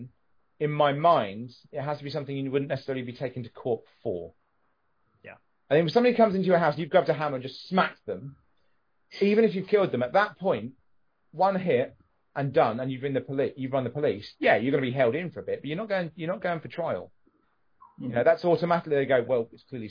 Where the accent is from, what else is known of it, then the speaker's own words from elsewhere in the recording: England, United Kingdom; because I'm English